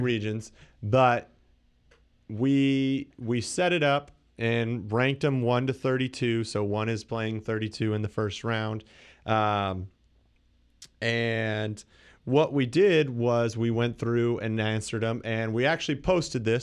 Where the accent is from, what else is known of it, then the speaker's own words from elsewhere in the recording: Canada; I'm Canadian